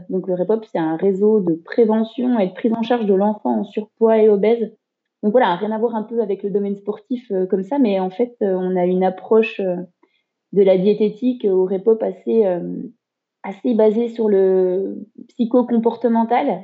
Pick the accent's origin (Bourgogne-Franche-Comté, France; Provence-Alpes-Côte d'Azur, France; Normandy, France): Bourgogne-Franche-Comté, France; Haut-Doubs, near Morteau, Pontarlier; moved away as an adult; now in Besançon, France; je suis originaire du Haut-Doubs, hein, du, du, côté de Morteau, Pontarlier.